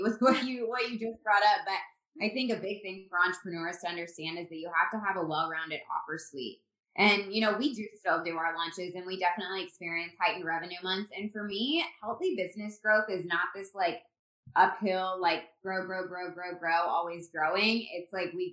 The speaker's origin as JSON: {"language": "English", "region": "Indiana", "country": "United States", "also_born_or_lived": "Phoenix, Arizona", "moved": "as an adult", "said": "We're from Indiana"}